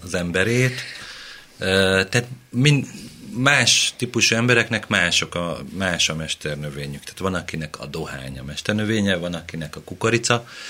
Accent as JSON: {"language": "Hungarian", "town": "Mende", "region": "Pest", "country": "Hungary", "said": "Én Mendei vagyok."}